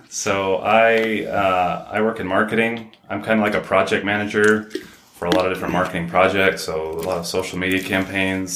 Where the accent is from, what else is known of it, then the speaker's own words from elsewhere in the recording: South Ogden, Utah, United States; I grew up here in Ogden, well, South Ogden